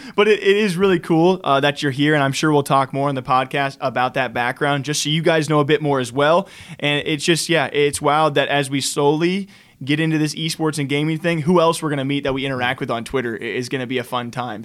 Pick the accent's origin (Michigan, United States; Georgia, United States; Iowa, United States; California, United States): Iowa, United States; now in Las Vegas, United States; I'm originally from Iowa, and now I'm based in Las Vegas